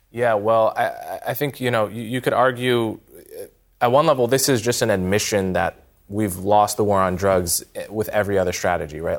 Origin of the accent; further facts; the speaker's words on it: United States; as an American